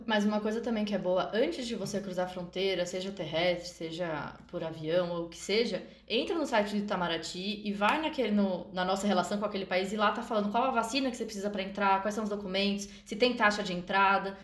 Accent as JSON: {"language": "Portuguese", "region": "São Paulo", "country": "Brazil", "tie": "born or raised there", "said": "a gente nasceu aqui eu nasci em São Paulo"}